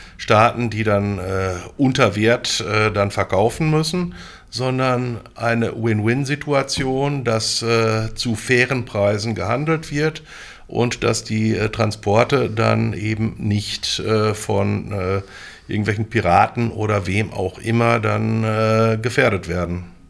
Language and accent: German; Münster, North Rhine-Westphalia, Germany; moved away as an adult; now in Bochum, Germany; bin 1963 geboren, im Münsterland äh, oder im Münster groß geworden. Bin dann 1984 zum Studium äh, nach Bochum an die Ruhr-Uni gekommen